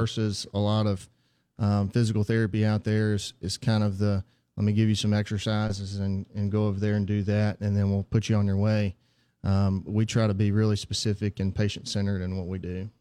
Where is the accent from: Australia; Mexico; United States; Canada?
United States; Heidelberg, Mississippi; also born or lived in Jackson, Mississippi; I'm from Heidelberg, Mississippi originally.